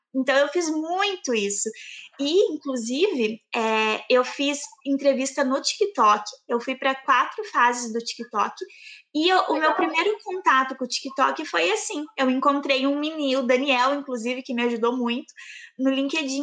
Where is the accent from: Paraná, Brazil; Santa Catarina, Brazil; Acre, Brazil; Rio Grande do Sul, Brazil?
Paraná, Brazil; Campo Largo; accent: southern; moved away; vocês vão perceber pelo meu sotaque, eu sou do sul. É uma, eu moro morava né, em Campo Largo, uma cidade pertinho de Curitiba, no Paraná.